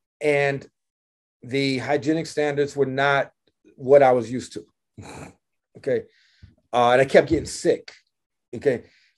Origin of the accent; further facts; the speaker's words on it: St. Louis, Missouri, United States; we're two kids from St. Louis. I'm a North County Hoosier, right?